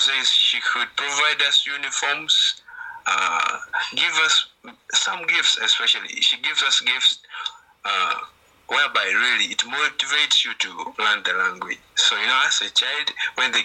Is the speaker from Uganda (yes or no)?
yes; Uganda; English is a second language; I'm from Uganda